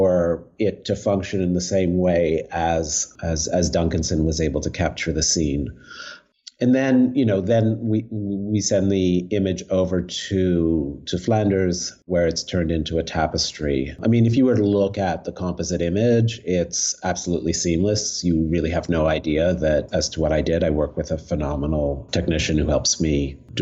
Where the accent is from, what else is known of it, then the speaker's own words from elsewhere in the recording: Montreal, Quebec, Canada; I'm actually from Montreal